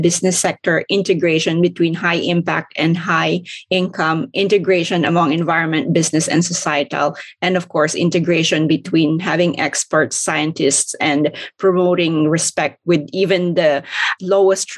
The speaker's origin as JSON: {"language": "English", "country": "Philippines", "moved": "yes", "said": "I'm originally from the Philippines"}